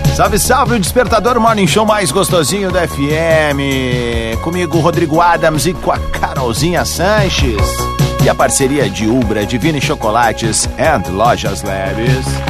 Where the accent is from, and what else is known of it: Viamão, Rio Grande do Sul, Brazil